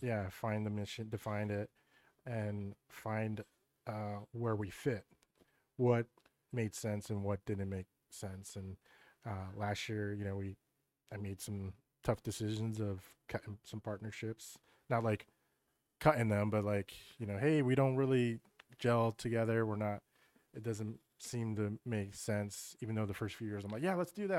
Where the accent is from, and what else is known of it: York, Pennsylvania, United States; born or raised there